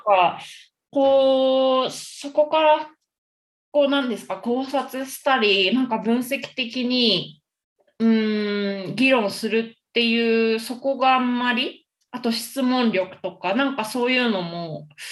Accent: Tokyo, Japan; moved away as an adult; now in Colombia; 東京です

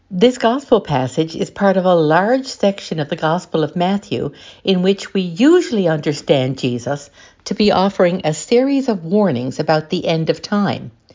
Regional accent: St. John's, Newfoundland and Labrador, Canada; I come from Saint John's in Newfoundland and Labrador in Canada

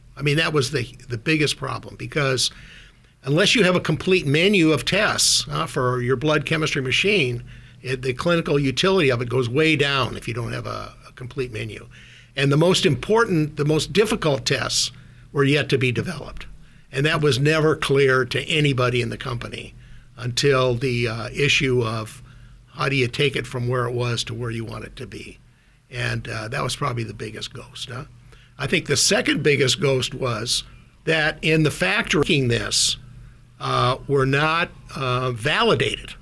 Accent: Minot, North Dakota, United States; born or raised there; moved away as an adult; also born or lived in Minnesota; now in Silicon Valley, United States

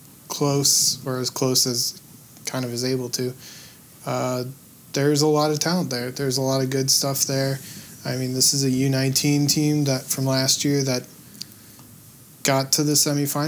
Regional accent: St. Louis, Missouri, United States; growing up in St. Louis

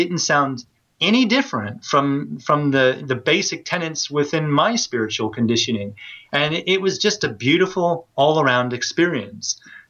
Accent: United States; moved away as an adult; now in United Kingdom; because here I am, a Westerner, an American at that, you know, living in Britain, and they could tell my accent straight away. They knew where I was from.

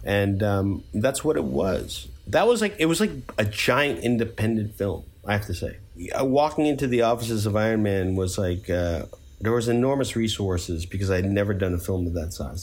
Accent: New York, United States; we're both from New York

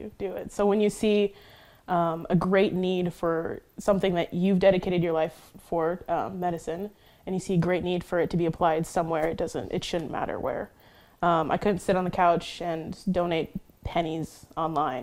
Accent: United States; moved away as an adult; now in Ukraine; I came here as an American

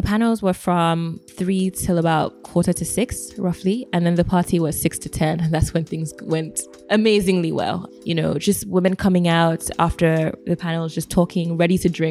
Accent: Nigeria; as a Nigerian

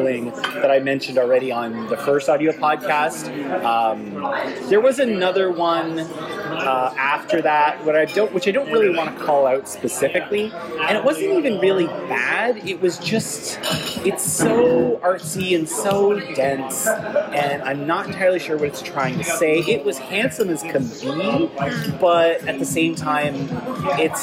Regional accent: Toronto, Ontario, Canada; my hometown of Toronto, Canada

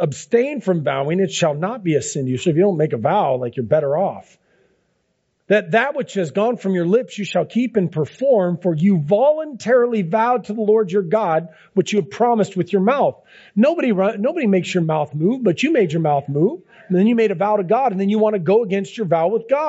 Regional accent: Seattle, Washington, United States; I grew up in Ballard

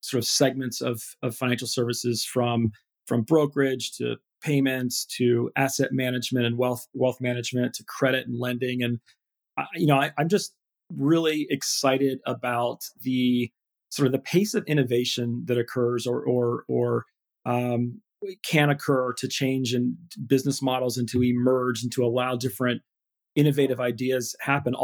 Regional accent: Ohio, United States; moved away as an adult; also born or lived in Michigan / London; life in Ohio is, it's a great place to grow up.

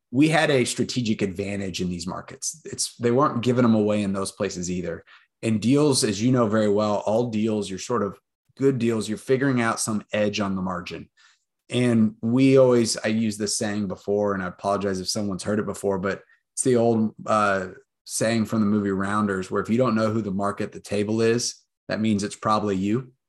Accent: Austin, Texas, United States; born and raised in Austin, went to U T

